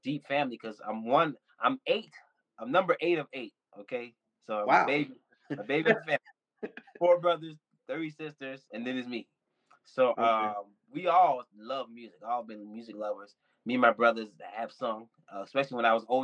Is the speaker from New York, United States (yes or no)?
no; Andrews, South Carolina, United States; now in Atlanta, United States; I'm originally from Andrews, South Carolina.